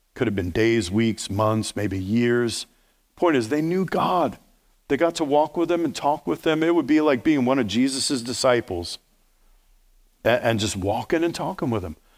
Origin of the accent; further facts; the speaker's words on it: New York, United States; accent: New York; New York, Steve, that's my native tongue.